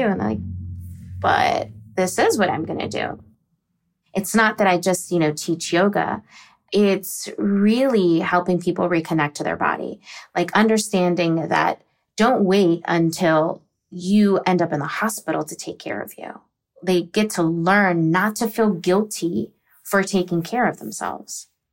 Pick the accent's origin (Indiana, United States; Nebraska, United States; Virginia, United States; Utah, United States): Virginia, United States; Virginia or the DC area, United States; also born or lived in Texas; I'm originally from Texas, but I was raised in Virginia or the DC area